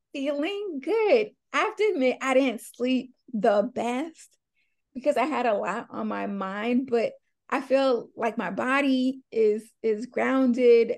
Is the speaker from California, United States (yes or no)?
no; Long Island, New York, United States; I am from Long Island, New York, so the suburbs, but it's still New York